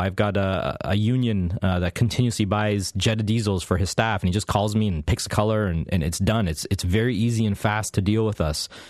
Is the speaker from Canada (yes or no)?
yes; Canada